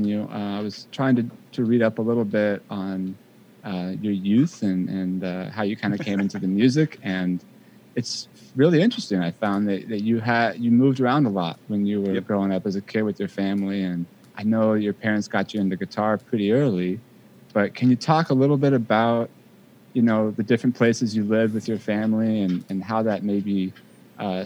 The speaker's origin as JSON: {"language": "English", "area": "Bay Area", "region": "California", "country": "United States", "also_born_or_lived": "Los Angeles", "moved": "as an adult", "said": "I'm from the Bay Area originally"}